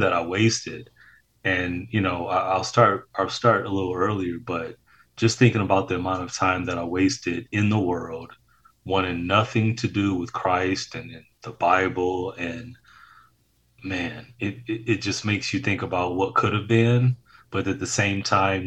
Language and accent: English; Detroit, Michigan, United States; a kid born and raised in Detroit, Michigan